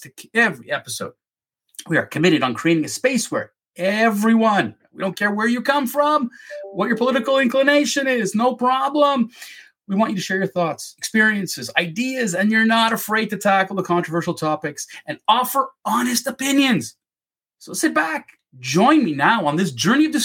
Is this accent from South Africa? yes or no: no; Canada; I'm a Canadian. I'm born and raised here in Canada.